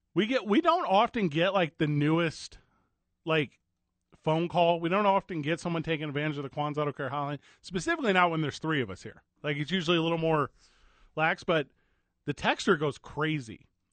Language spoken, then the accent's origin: English; St. Louis, Missouri, United States; you know I'm from St. Yeah. Louis, Missouri, right?